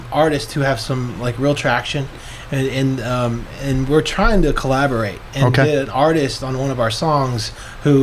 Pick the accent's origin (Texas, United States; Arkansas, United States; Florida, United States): Arkansas, United States; Northwest; moved away; I'm from Arkansas